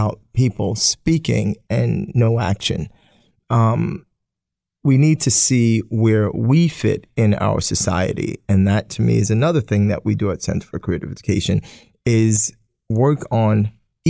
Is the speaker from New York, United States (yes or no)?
yes; New York City, New York, United States; moved away as an adult; also born or lived in Staten Island; now in Poughkeepsie, United States; I'm born and raised in Brooklyn, Staten Island, and moved up to Poughkeepsie